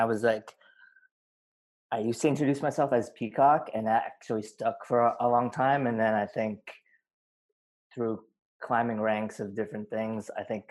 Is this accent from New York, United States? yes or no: yes; Long Island, New York, United States; also born or lived in Korea; I am from Long Island, New York. I was born in Korea